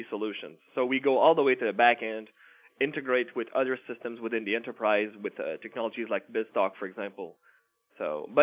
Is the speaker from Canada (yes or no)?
yes; Canada; I'm a Canadian